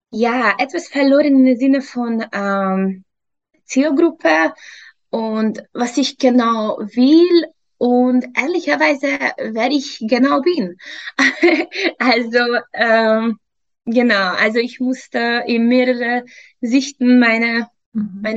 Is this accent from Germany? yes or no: no; Hungary; German is a second language; moved away as an adult; also born or lived in England; now in Vienna, Austria; Ursprünglich, ursprünglich komme ich aus Ungarn. Mittlerweile seit fünf Jahren lebe ich in Österreich, Wien.